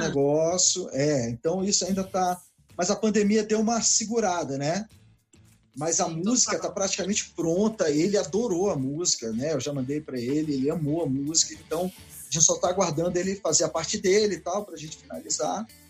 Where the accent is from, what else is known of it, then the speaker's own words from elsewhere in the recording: Brasília, Federal District, Brazil; eu nasci em Brasília, na Asa Sul mesmo, ali no Agamab ali. Então, é, eu sou de Brasília mesmo